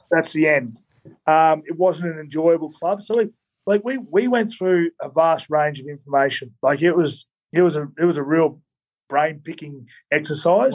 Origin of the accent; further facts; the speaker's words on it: Queensland, Australia; I'm from Queensland